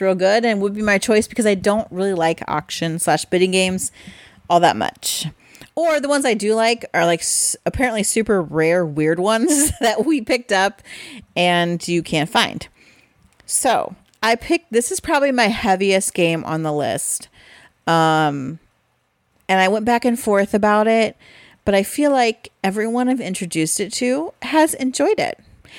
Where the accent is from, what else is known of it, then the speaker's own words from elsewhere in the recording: Midwest, United States; it's because we're from the Midwest.